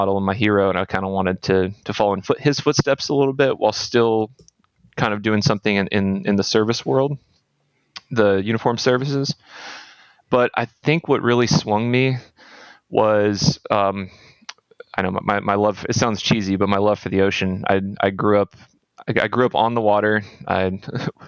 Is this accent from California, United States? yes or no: yes; Discovery Bay, California, United States; moved away as an adult; also born or lived in North Carolina / Annapolis, Maryland; I grew up in a small town called Discovery Bay in the state of California